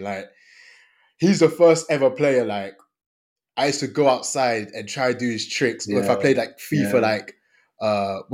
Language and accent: English; Côte d’Ivoire; moved away; also born or lived in London; I'm from the Ivory Coast